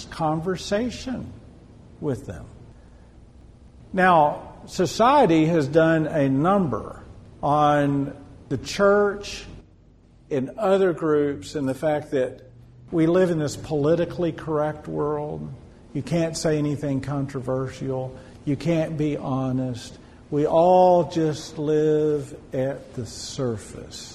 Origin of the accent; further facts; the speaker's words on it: Odessa, Texas, United States; I'm originally from Odessa. I lived in any oil field town in Texas